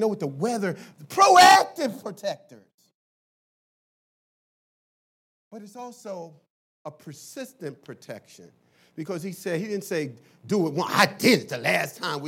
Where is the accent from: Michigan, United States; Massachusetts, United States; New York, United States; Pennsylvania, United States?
Pennsylvania, United States; Philadelphia; When I grew up in Philly